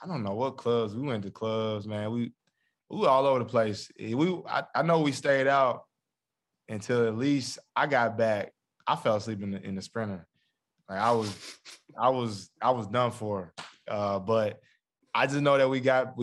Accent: Milan, Tennessee, United States; my hometown

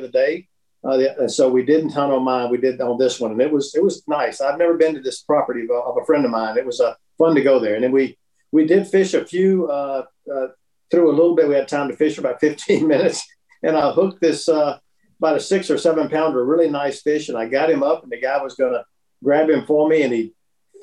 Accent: Augusta, Georgia, United States; I grew up in Augusta, so I mean, growing up in Augusta, Georgia, with the tournament there

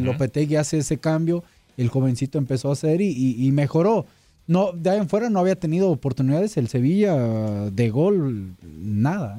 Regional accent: Mexico; a mí como mexicano

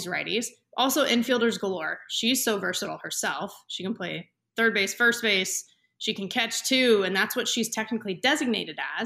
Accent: Southern California, United States; I am from Southern California

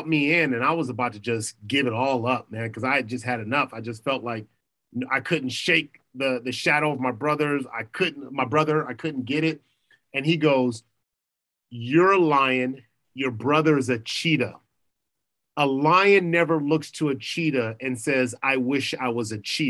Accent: Los Angeles, California, United States; I'm from Crenshaw, I'm from Crenshaw, I went to Crenshaw

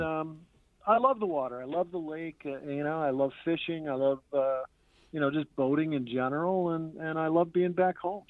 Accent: St. Clair Shores, Michigan, United States; also born or lived in Chesterfield Township, Michigan; I grew up on that street. My dad is 90 years old, still lives there in the house that I was born

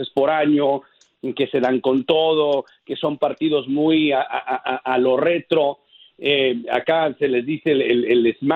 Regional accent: United States; also born or lived in Los Angeles / Miami; Yo creciendo aquí en los Estados Unidos, de padres mexicanos, entendiendo las dos culturas hasta, cierto punto, pero creciendo acá en los Estados Unidos

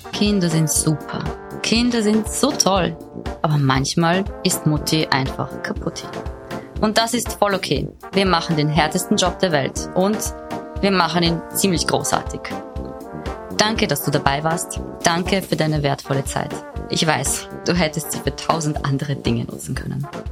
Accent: Austria; hier bei uns in Österreich

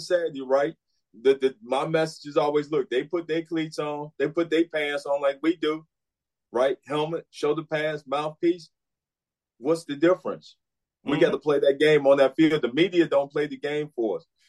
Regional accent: Chicago, Illinois, United States; moved away; I'm from Chicago

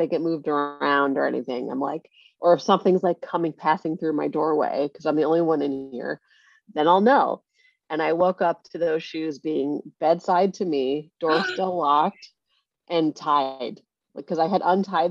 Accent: Connecticut, United States; I grew up in Connecticut

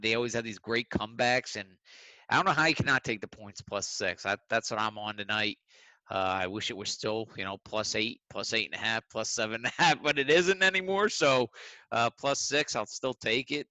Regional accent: Philadelphia, Pennsylvania, United States; I'm from Philly

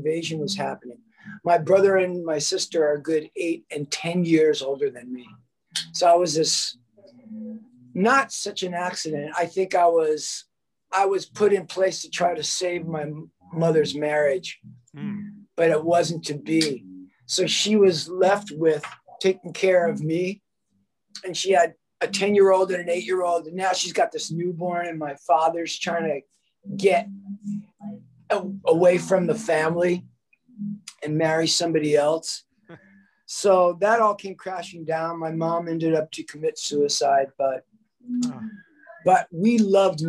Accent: Woodmere, New York, United States; also born or lived in Queens, New York; growing up in Queens especially. By the time I got to Woodmere

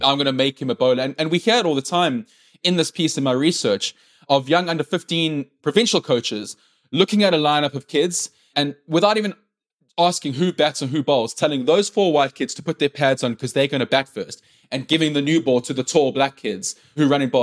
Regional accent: South Africa; first language English; English-speaking white people, which I am

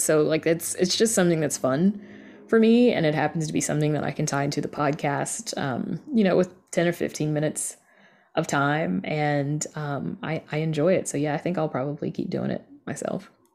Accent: the South, United States; I grew up in the South and I grew up with hoodoo

